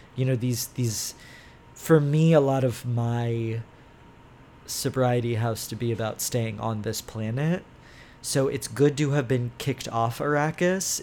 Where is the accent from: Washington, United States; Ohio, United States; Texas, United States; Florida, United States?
Texas, United States; Houston; I'm from Houston